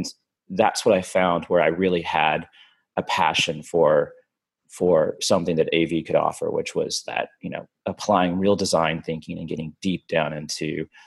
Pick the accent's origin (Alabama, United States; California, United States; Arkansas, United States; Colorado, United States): Arkansas, United States; I grew up in Arkansas.